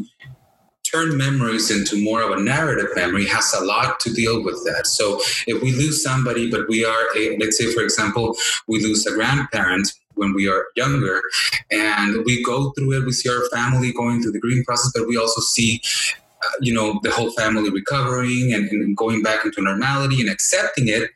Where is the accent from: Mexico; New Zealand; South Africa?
Mexico; I was raised in Mexico, so I remember, in elementary school, building altars